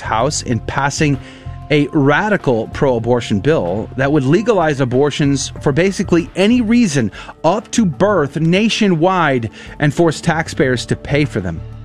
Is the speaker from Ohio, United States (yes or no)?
no; San Antonio, Texas, United States; moved away; I went to the greatest high school on the planet, Judson High School